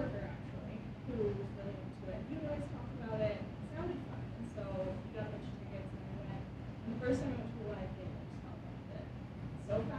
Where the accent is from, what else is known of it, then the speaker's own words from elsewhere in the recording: Arizona, United States; I'm from Arizona